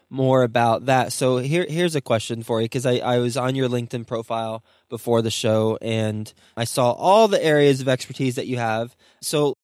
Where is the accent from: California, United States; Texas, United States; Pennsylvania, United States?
Texas, United States; Fort Worth; moved away; my hometown state, Texas, where he's actually in my hometown, Dallas, DFW. Actually, I guess technically I'm Fort Worth